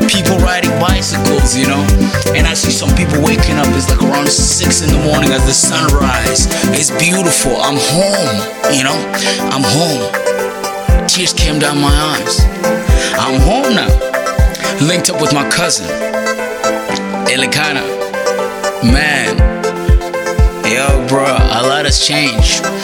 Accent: United States; I'm American

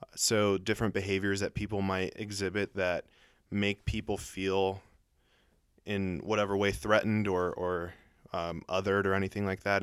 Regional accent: Colombia; moved away; I was born in Colombia and I look tan and I speak Spanish

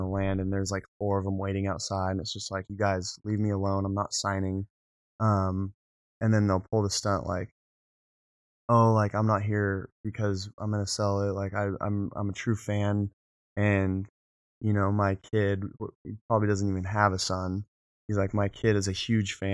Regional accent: San Clemente, California, United States; growing up in South Orange County, as South Orange County as you can get, right before you hit Camp Pendleton, and then hit San Diego, we have San Clemente

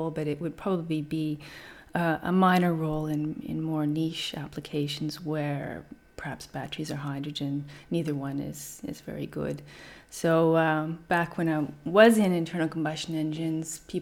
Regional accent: Canada; moved away as an adult; also born or lived in Vancouver / Germany / France / Brisbane; now in Australia; I'm from Canada

